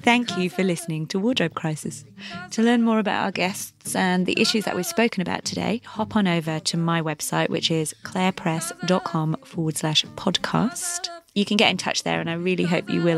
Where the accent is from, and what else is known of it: England, United Kingdom